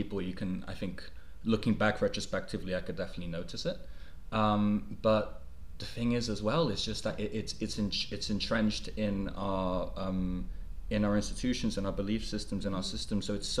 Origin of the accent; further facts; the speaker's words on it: Mexico; moved away; also born or lived in United Kingdom; my childhood growing up in Mexico. I was relatively fortunate in the sense that in my family it was not necessarily prevalent. My mother, who's Mexican